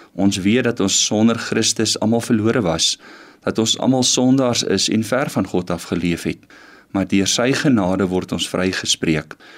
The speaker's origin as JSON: {"language": "Afrikaans", "region": "Western Cape", "country": "South Africa", "tie": "born or raised there", "moved": "yes", "lives_now": "Pretoria, South Africa", "said": "Ek het in die Kaap groot geword"}